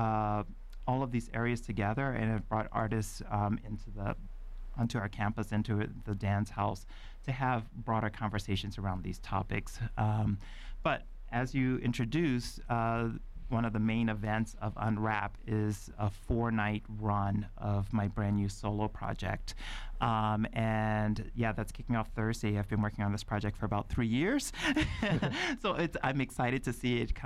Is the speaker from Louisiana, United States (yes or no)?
yes; Lafayette, Louisiana, United States; moved away; my Creole cultural background and growing up in Lafayette, Louisiana